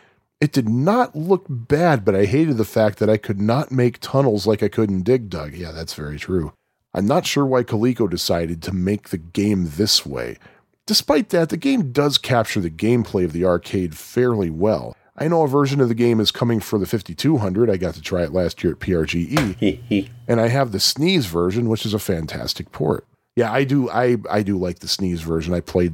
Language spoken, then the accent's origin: English; Puerto Rico; I first played Pac-Man at timeout at my hometown in Puerto Rico.